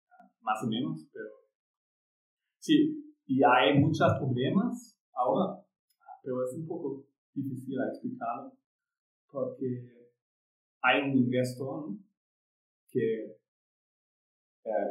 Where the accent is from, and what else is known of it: Germany; Spanish is a second language; moved away as an adult; now in Xalapa, Mexico